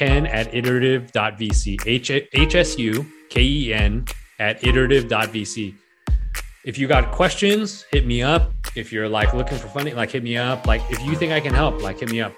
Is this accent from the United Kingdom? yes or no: no; United States; also born or lived in Penang, Malaysia; I grew up in America